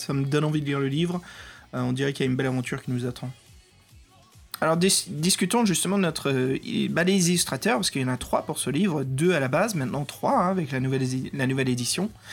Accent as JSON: {"language": "French", "country": "France", "accent": "French", "said": "avec mon accent français"}